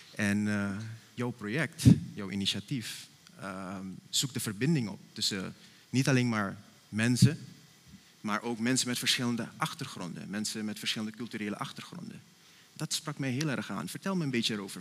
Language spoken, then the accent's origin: Dutch; Suriname; now in Netherlands; als Surinamers zijnde